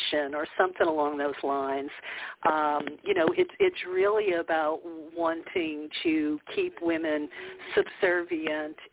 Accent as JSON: {"language": "English", "town": "New Orleans", "region": "Louisiana", "country": "United States", "said": "I'm from New Orleans"}